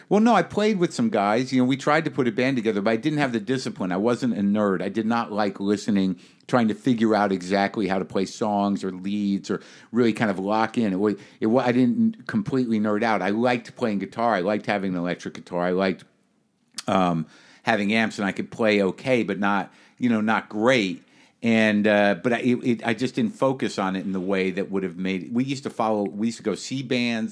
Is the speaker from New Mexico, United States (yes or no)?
yes; New Mexico, United States; moved away; I grew up in New Mexico.